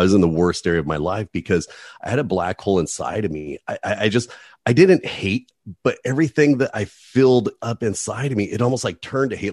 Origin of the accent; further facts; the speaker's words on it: Hemet, California, United States; also born or lived in Oakland, California; running amuck around a little town named Hemet, California